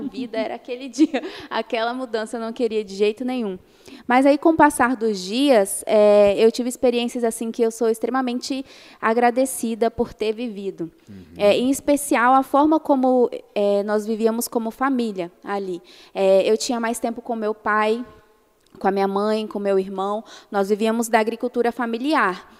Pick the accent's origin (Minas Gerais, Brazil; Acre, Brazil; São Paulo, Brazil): Minas Gerais, Brazil; moved away; eu cresci em Minas tomando café com sucrilhos